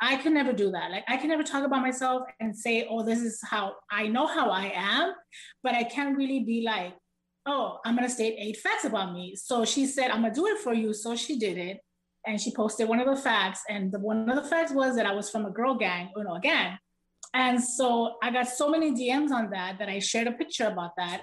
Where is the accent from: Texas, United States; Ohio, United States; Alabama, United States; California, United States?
California, United States; South Gate; when I have to pass by Southgate for whatever reason, I pass by the street I grew up